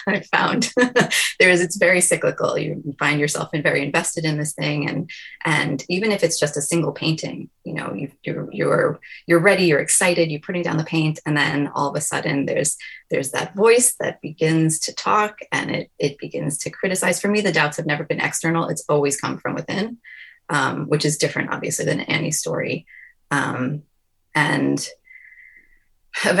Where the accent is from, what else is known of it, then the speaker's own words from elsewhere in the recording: New York, United States; I'm a New Yorker